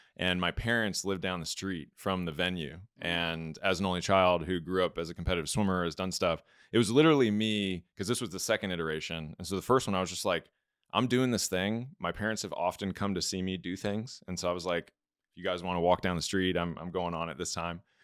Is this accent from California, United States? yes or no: yes; Los Angeles, California, United States; moved away as an adult; also born or lived in Georgia; growing up in Los Angeles